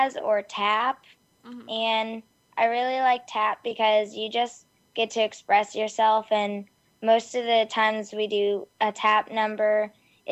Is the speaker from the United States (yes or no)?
yes; West Virginia, United States; now in Indiana, United States; I'm originally from West Virginia, but we moved to Indiana because my dad found a job here.